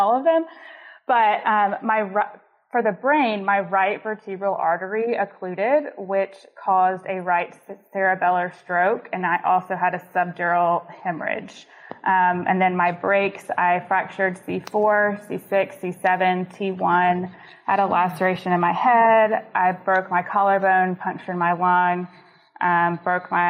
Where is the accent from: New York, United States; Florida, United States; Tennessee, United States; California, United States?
Tennessee, United States; Nashville; moved away as an adult; also born or lived in Starkville, Mississippi; I'm originally from Nashville, and I went to college in Mississippi at Mississippi State